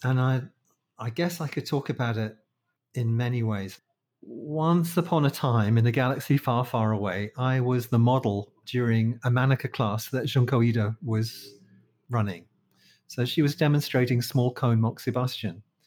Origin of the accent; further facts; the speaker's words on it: London, United Kingdom; moved away as an adult; now in Malaysia; I'm from London, from the Disunited Kingdom